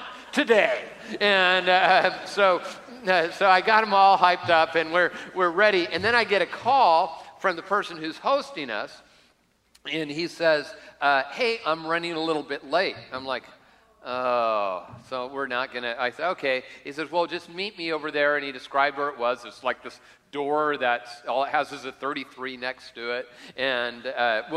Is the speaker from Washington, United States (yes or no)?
yes; Lakewood, Washington, United States; I'm from Tacoma. I'm not even from Tacoma. I'm from Lakewood